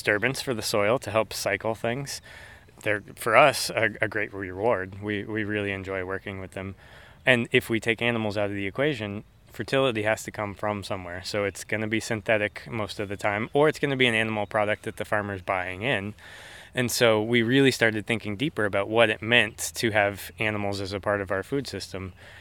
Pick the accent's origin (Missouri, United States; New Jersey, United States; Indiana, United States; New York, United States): Indiana, United States; Franklin; also born or lived in Colorado; I was born out in Colorado, but my family moved back and forth between Colorado and Indiana a couple times. So since third grade, Indiana is home, and I grew up in Franklin